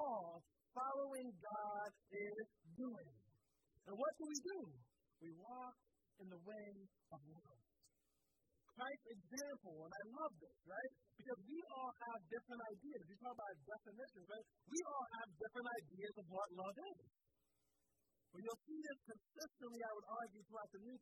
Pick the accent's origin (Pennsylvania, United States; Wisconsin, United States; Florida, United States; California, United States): Pennsylvania, United States; Philadelphia; I grew up in Philly